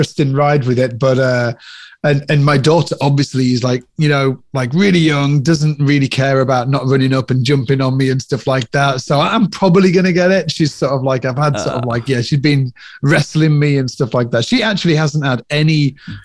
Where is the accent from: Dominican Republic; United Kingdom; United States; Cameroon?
United Kingdom; Cumbria, North West England; I come from Cumbria, which is the Lake District in the UK